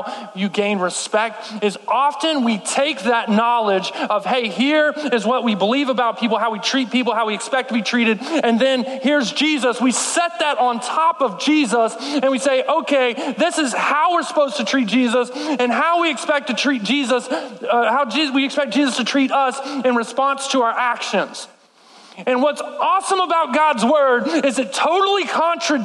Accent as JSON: {"language": "English", "region": "Texas", "country": "United States", "said": "I'm from Texas"}